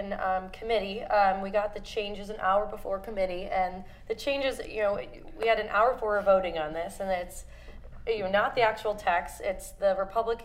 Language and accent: English; Cleveland, Ohio, United States; growing up in Cleveland